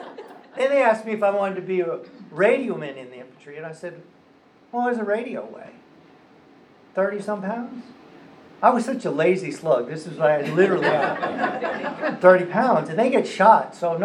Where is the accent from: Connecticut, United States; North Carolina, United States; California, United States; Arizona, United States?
Connecticut, United States; Stamford; moved away as an adult; also born or lived in Florida; the particular buoy where we grew up in Stamford Harbor in Connecticut.